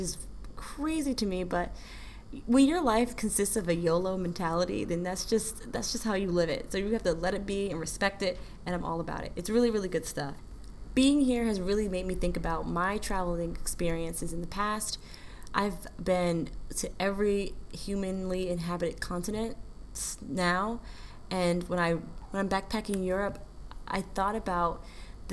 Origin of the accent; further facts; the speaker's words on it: United States; I'm proud of being an American.